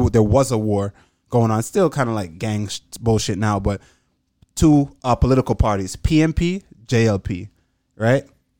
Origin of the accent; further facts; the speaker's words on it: Jamaica; I was born here, but I was raised in Jamaica, mm-hmm. and I'm constantly back and forth.